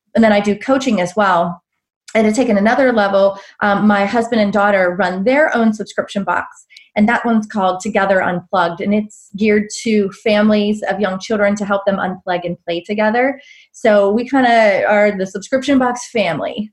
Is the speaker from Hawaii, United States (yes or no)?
no; Pittsburgh, Pennsylvania, United States; moved away as an adult; also born or lived in Charlotte, North Carolina; now in Black Mountain, United States; I'm originally from the Pittsburgh area, and I moved down south